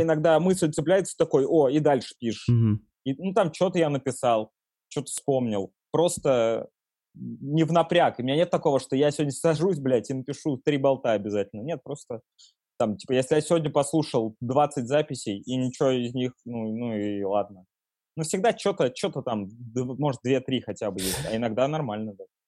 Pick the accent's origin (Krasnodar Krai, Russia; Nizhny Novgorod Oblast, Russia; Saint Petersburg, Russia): Nizhny Novgorod Oblast, Russia; Nizhny Novgorod; now in Moscow, Russia; в Нижнем Новгороде, например, откуда я родом